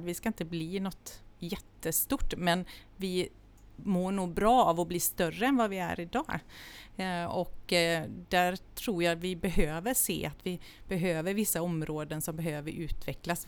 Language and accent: Swedish; Vrigstad, Jönköping County, Sweden; moved away as an adult; also born or lived in Gothenburg; now in Ulricehamn, Sweden; Jag är född i Göteborg men uppvuxen i Småland